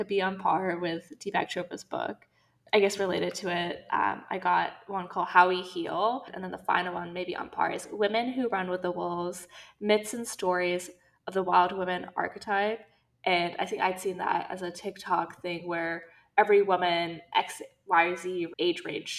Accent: Saudi Arabia; We've mentioned many times that we grew up in Saudi, and so we wanted to focus on this region that's kind of special to us.

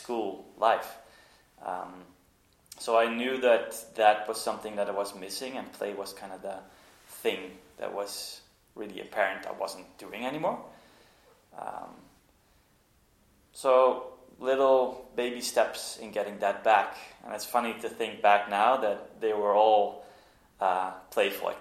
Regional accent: Norway; moved away; also born or lived in Netherlands; I grew up in Norway. My mom's from there. And we went to vacation a lot when we moved back to the Netherlands.

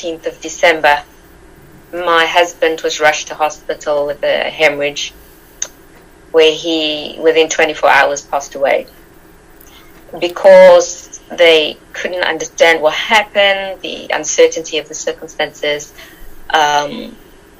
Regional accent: South Africa; moved away as an adult; I'm from South Africa. I was born there. My mother is Arabian and my father is Irish English. I was brought up in South Africa.

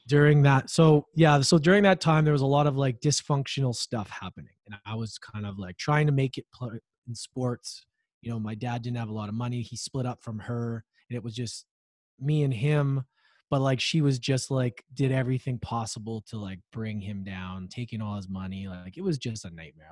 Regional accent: Edmonton, Alberta, Canada; moved away; I grew up in Edmonton, Alberta, Canada

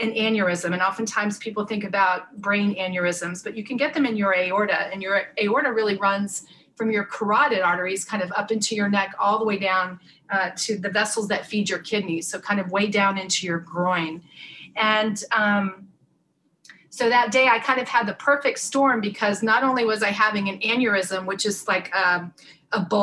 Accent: North Florida, United States; I grew up in North Florida

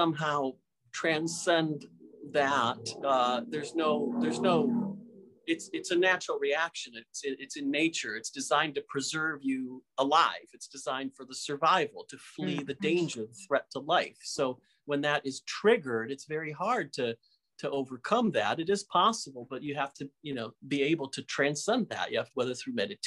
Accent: Michigan, United States; where I grew up in Michigan

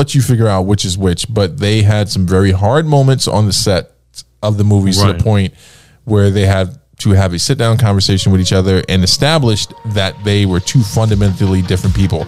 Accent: United States; like most Americans

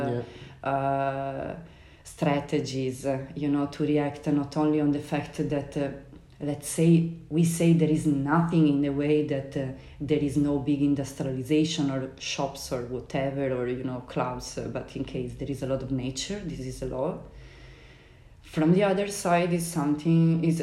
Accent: close to Venice, Veneto, Italy; moved away; also born or lived in Berlin, Germany / Sicily; when I left Berlin, I went back to my hometown, so close to Venice.

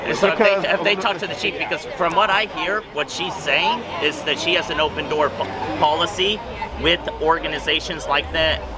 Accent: Central Coast, California, United States; also born or lived in Los Angeles / San Francisco; I grew up here on the Central Coast. I've lived in Los Angeles. I've lived in San Francisco.

